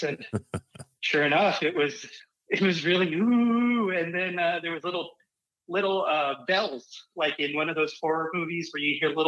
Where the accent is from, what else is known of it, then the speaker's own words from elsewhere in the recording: Arizona, United States; I grew up in Arizona